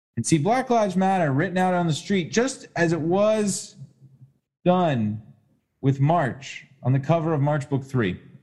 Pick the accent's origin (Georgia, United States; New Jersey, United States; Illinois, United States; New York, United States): Georgia, United States; Atlanta; I grew up in Atlanta.